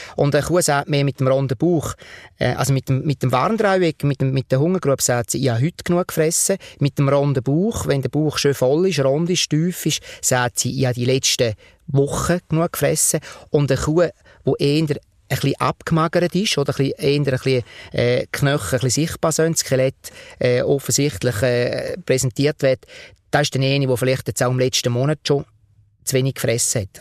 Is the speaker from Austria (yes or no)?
no; Switzerland; als Schweizer